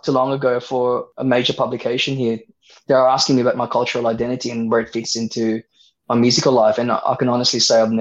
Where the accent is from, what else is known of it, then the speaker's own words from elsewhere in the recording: Sydney, New South Wales, Australia; also born or lived in Philippines; I grew up in Sydney